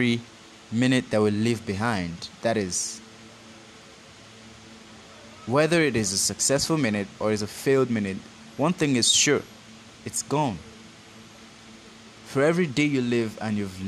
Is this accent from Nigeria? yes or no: yes; Nigeria; Forgive my accent. I am a Nigerian